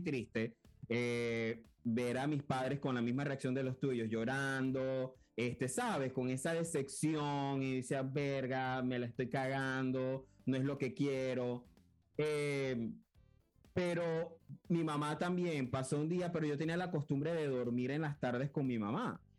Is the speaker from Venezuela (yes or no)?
yes; Cabimas, Zulia, Venezuela; moved away; yo vengo de Cabimas, que es una ciudad, pero yo le digo pueblo.